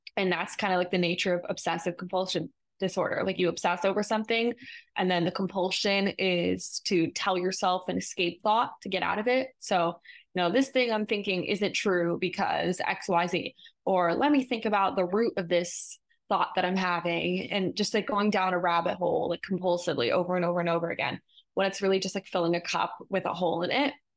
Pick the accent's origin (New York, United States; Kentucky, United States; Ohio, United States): New York, United States; growing up in New York